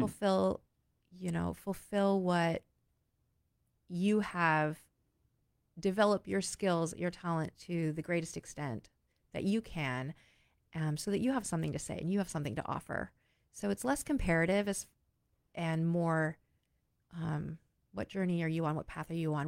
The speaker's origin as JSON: {"language": "English", "region": "Oregon", "country": "United States", "also_born_or_lived": "New York State / Philadelphia", "moved": "as an adult", "said": "I was from a small, a small state, as far as numbers, I was from Oregon"}